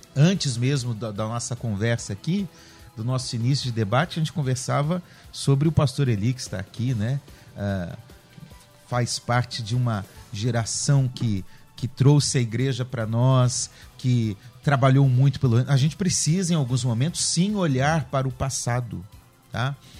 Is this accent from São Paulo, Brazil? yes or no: no; Curitiba, Paraná, Brazil; Eu sou de Curitiba, lá em Curitiba, terra fria, com chuva.